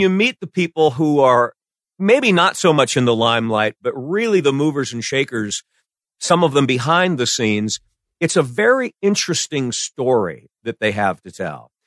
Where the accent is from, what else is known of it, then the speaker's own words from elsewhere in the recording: Iowa, United States; moved away; I grew up in Iowa where you send your box tops off to New York to get the secret Dakota ring.